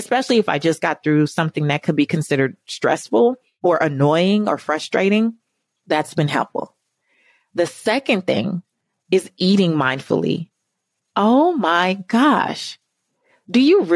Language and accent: English; California, United States; I'm from California